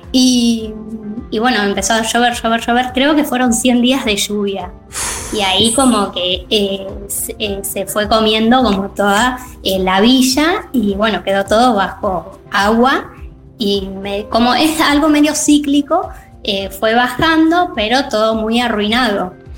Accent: southwest of Buenos Aires Province, Argentina; now in Carhué, Argentina; yo soy de acá de la, provincia de Buenos Aires, del sudoeste, ahora vivo en Carué

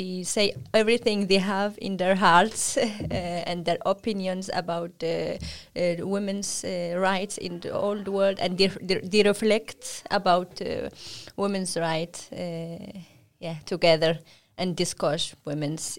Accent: Morocco; I am from Morocco

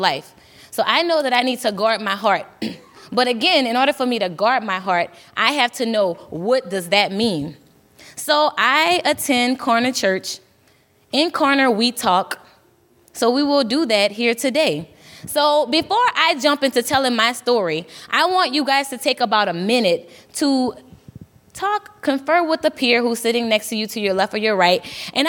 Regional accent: Louisiana, United States; moved away as an adult; now in Minnesota, United States; I'm from Louisiana, born and raised. I've been here for almost 4 years

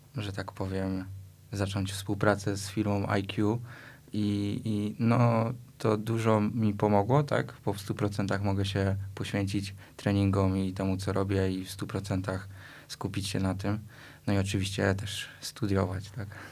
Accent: Tarnów, Lesser Poland, Poland; z miejsca, w którym się urodziliśmy, czyli e, w Tarnowie

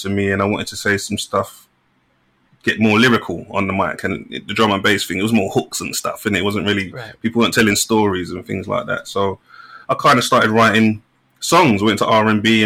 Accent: London, United Kingdom; I'm from Hackney originally, from like North One near Dalston and Kingsland Road

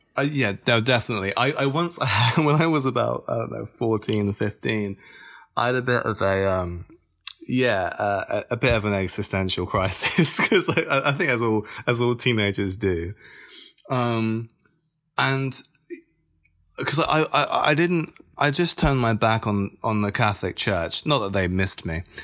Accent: Bristol, South West England, United Kingdom; I am a musician from Bristol

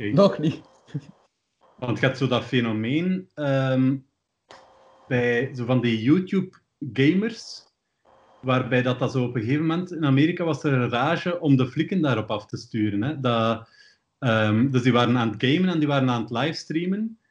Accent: Ghent, Flanders, Belgium; ik ben opgegroeid in Sint-Kruiswinkel. En dat is iets waar de meeste mensen nog nooit van gehoord hebben. Dat is de meest noordelijke deelgemeente van Gent.

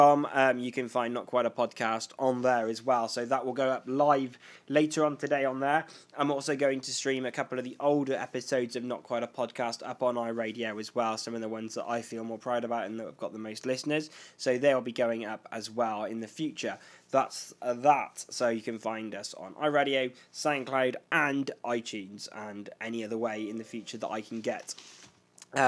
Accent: United Kingdom

